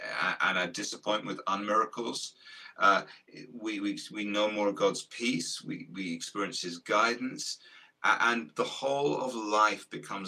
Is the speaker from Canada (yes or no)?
no; Guildford, Isle of Wight, South East England, United Kingdom; also born or lived in Portsmouth; We're on the South Coast. We combine, you know, Sammy and I live half our lives on a riverboat. On a riverboat. Yeah, I read that. Yeah, in Guildford, just outside London. And then the other half on this island called the Isle of Wight. And it's just off the south coast of England.